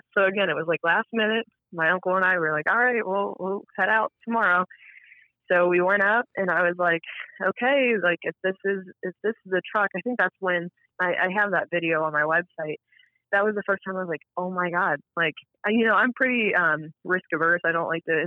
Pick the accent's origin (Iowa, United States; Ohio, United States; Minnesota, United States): Ohio, United States; Cincinnati; born or raised there